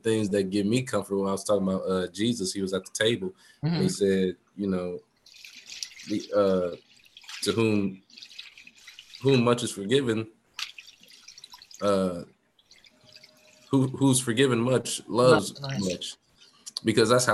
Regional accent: United States; we're American

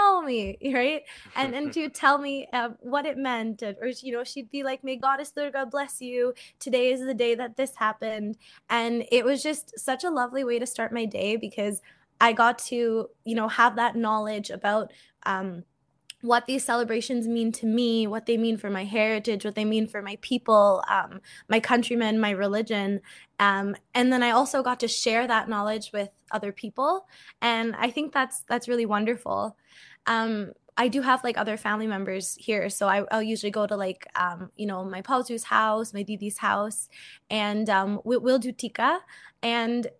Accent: New England, United States; also born or lived in Nepal; now in Canada; I grew up in New England

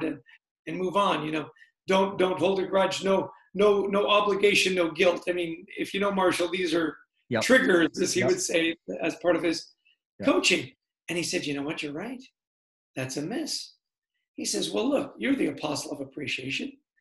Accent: Canada; now in New Jersey, United States; I grew up in Canada, I've lived in the States for a long time now

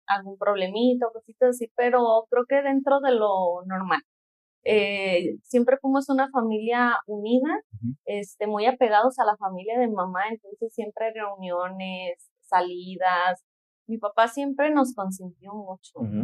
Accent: Guadalajara, Jalisco, Mexico; nací aquí en Guadalajara

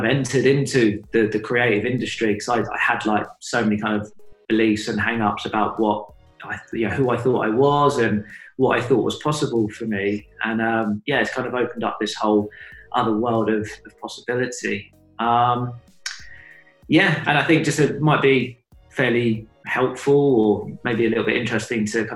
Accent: United Kingdom; also born or lived in Suffolk, England; I grew up partly in London, partly in Suffolk

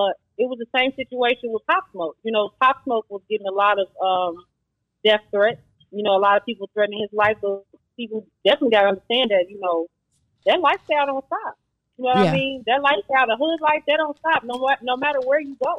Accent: Indianapolis, Indiana, United States; moved away as an adult; now in Chicago, United States; I'm from Indianapolis, Indiana, but I moved to Chicago over 11 or 12 years ago.

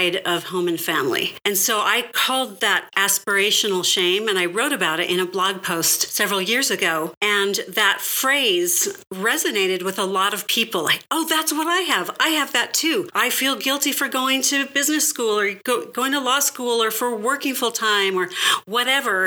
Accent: California, United States; I grew up in California.

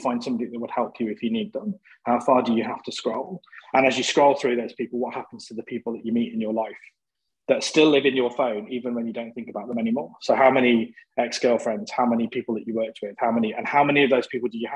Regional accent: Coventry, West Midlands, United Kingdom; I'm from Coventry in the Midlands

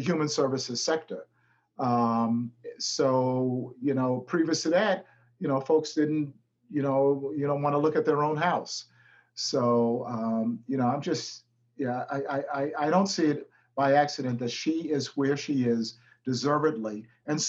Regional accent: New York City, New York, United States; born and raised in Brownsville

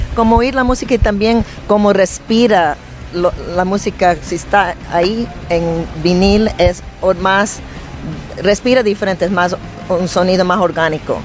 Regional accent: New York, United States; also born or lived in Ecuador; me crié en Nueva York tocando en los clubs de Nueva York

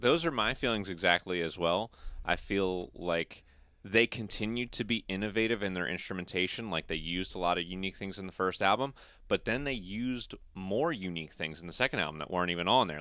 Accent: United States; we're American

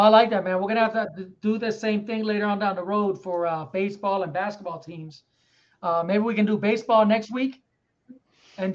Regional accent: Erie, Pennsylvania, United States; also born or lived in Puerto Rico; When I moved back to Erie, I was about 8 or 9.

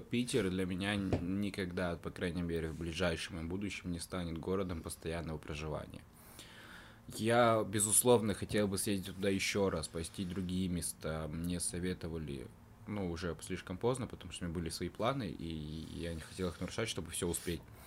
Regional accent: Karaganda, Karaganda Region, Kazakhstan; now in Yekaterinburg, Russia; я из Караганды, город, э, это город в Казахстане

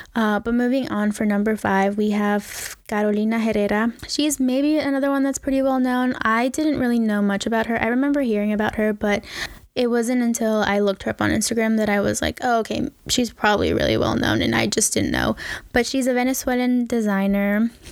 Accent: Ecuador; I am from Ecuador.

